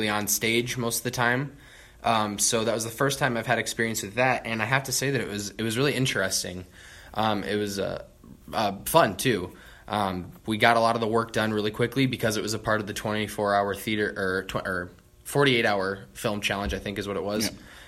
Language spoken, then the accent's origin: English; Garner, Iowa, United States; I'm from Garner, Iowa, which is 20 miles down Highway 69